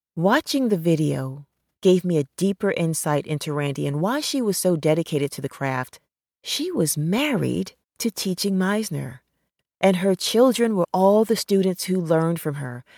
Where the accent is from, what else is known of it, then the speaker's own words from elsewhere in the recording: New York City, New York, United States; growing up in New York City